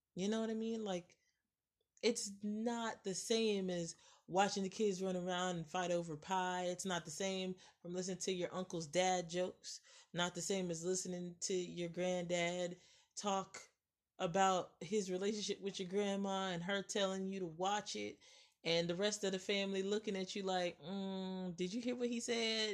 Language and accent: English; United States; I, as an American